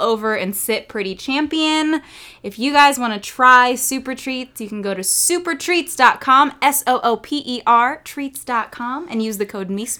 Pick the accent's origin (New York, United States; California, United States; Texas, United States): California, United States; Redlands; I'm also from the IE. Yeah, usually I'm like, I'm from Redlands, but I only say it because like people literally don't know where I live.